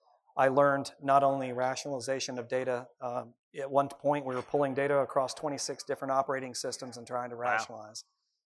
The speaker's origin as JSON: {"language": "English", "town": "Nashville", "region": "Tennessee", "country": "United States", "tie": "born there", "also_born_or_lived": "Birmingham, United States / Birmingham, United States", "said": "I was born in Nashville."}